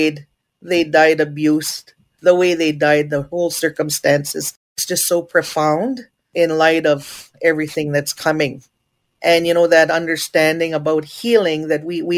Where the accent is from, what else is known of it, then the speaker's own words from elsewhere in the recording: Treaty 4 territory First Nation, Saskatchewan, Canada; I'm from Ojibwe's First Nation, from the beautiful unceded, unsurrendered Treaty 4 territory